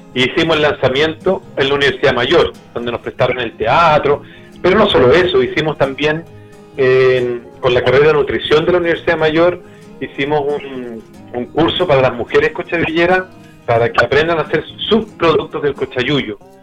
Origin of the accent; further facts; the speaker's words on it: Santiago, Santiago Metropolitan Region, Chile; now in Temuco, Chile; yo era de Santiago